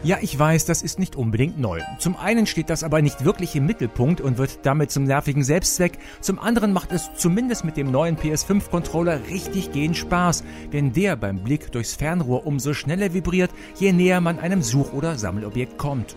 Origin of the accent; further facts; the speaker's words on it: Rhineland, Germany; bei uns im Rheinland